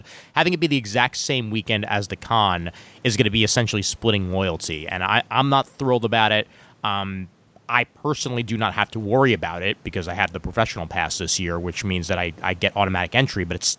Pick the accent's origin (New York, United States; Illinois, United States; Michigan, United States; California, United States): New York, United States; my hometown con, New York Comic